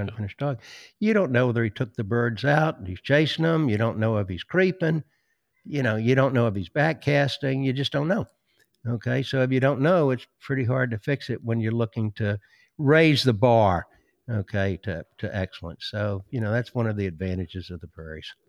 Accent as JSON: {"language": "English", "town": "Greenville", "region": "South Carolina", "country": "United States", "tie": "born or raised there", "moved": "yes", "lives_now": "Georgia, United States", "said": "I grew up in Greenville, South Carolina"}